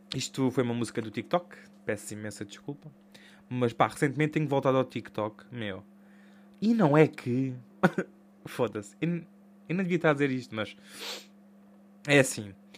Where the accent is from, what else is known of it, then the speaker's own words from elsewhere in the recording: Portugal; sou Tuga